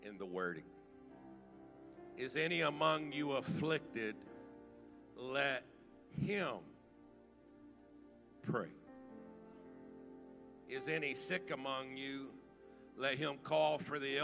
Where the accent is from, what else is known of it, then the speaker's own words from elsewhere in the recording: Baton Rouge, Louisiana, United States; I was raised right here in the Baton Rouge area